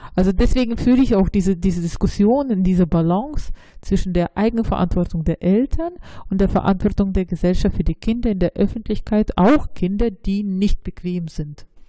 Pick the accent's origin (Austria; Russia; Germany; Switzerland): Russia; moved away; ich bin ja in Russland aufgewachsen, aber ich bin nicht wirklich in Russland, sondern in der Sowjetunion aufgewachsen